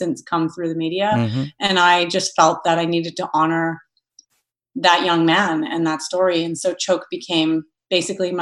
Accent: Thunder Bay, Ontario, Canada; I grew up in Thunder Bay, Ontario

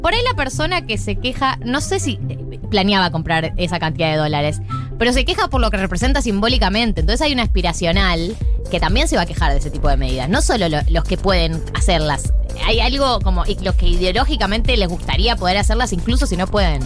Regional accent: Buenos Aires, Argentina; los porteños sonamos chetos

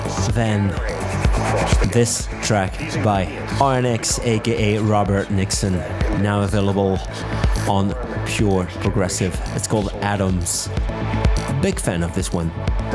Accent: Brussels, Brussels-Capital Region, Belgium; Next week, I will be in the Fuse in Brussels for the very first time playing in my hometown.

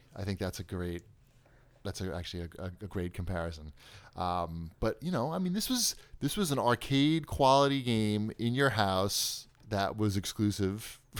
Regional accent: Long Island, New York, United States; I don't know if that's because I'm from Long Island.

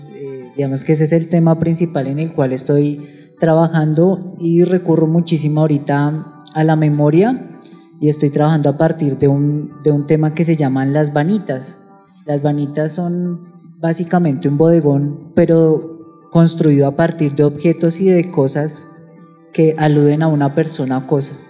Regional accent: Bogotá, Colombia; como, como bogotanos

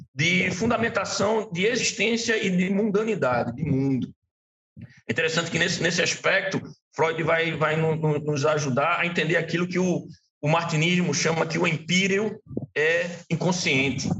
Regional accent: Recife, Pernambuco, Brazil; eu sou daqui de Recife

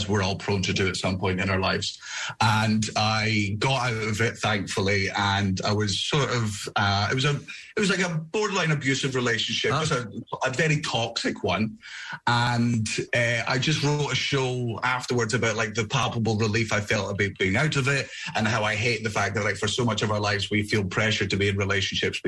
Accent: Scotland, United Kingdom; I'm Scottish

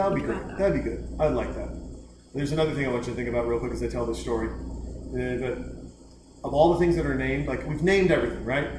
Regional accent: Montana, United States; also born or lived in Kalispell, Montana; now in Austin, United States; I grew up in Montana.

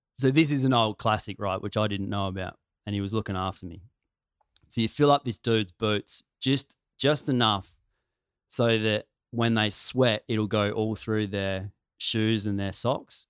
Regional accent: country South Australia, Australia; I'm from country South Australia.

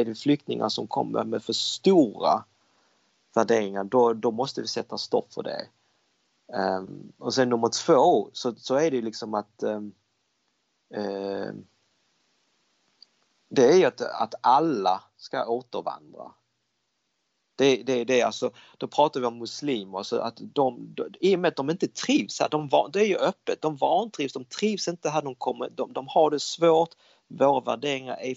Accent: Denmark; now in Sweden; jag växte upp i Danmark, danskarna är väldigt öppnare, de, de säger vad de tycker.

